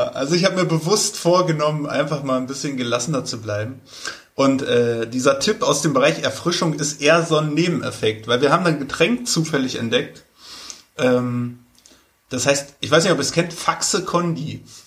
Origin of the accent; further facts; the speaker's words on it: Germany; als Deutscher